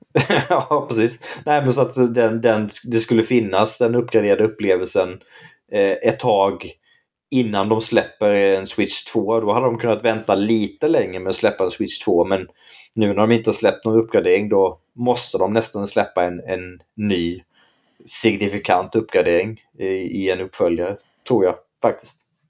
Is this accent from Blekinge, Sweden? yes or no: yes; Blekinge, Sweden; där jag växte upp, där, där var normen Nintendo